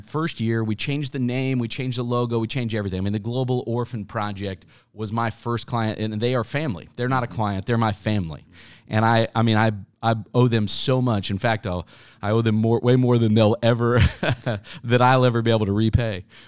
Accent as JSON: {"language": "English", "town": "Wichita", "region": "Kansas", "country": "United States", "tie": "born or raised there", "moved": "as an adult", "said": "I grew up in Wichita"}